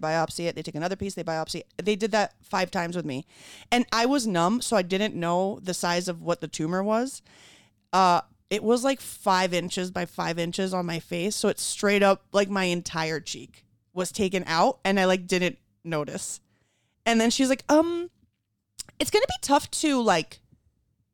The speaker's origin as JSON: {"language": "English", "town": "Caracas", "region": "Capital District", "country": "Venezuela", "tie": "born or raised there", "moved": "yes", "said": "I grew up in Venezuela and I'm an Ashkenazi Jew"}